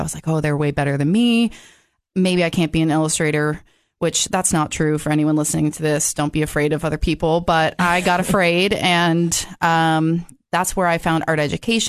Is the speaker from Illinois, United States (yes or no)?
no; Massachusetts, United States; also born or lived in Georgia / Wisconsin; I was born in Georgia, but I don't remember it. So when I was 2, moved to Wisconsin, and basically I grew up in Massachusetts.